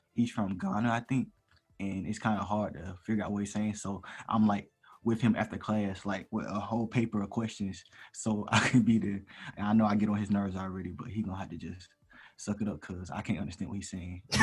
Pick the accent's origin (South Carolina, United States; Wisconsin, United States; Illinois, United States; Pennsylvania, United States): South Carolina, United States; Columbia; I'm from Columbia, South Carolina.